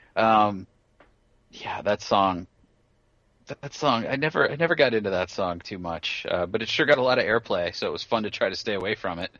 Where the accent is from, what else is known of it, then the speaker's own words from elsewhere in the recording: Marin County, California, United States; Marin County, where I went to high school.